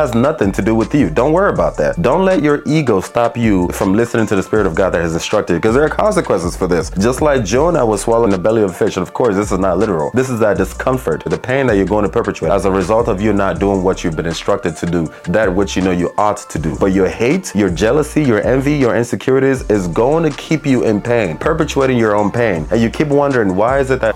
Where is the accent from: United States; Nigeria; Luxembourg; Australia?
Nigeria; especially as a Nigerian